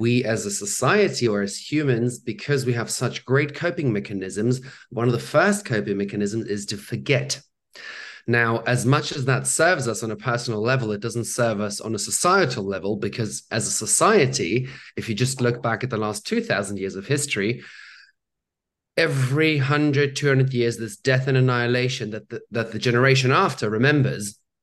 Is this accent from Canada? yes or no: no; Germany; I grew up in Germany